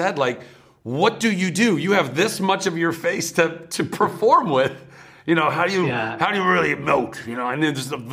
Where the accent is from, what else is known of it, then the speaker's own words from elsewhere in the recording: Ventura, California, United States; our grandmother was really big into the Irish American Club in Ventura, California, where I grew up